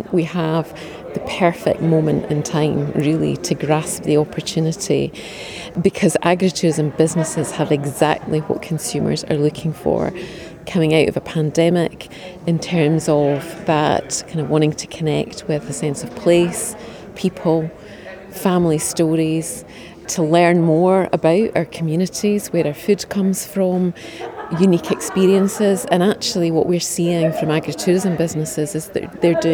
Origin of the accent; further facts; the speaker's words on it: Perth, Scotland, United Kingdom; in my hometown of Perth.